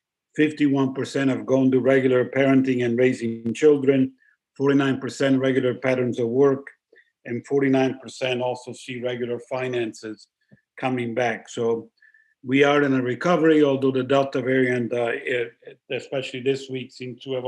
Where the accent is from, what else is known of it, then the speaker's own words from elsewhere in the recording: Italy; It's the most expensive place, my home country, to start a business.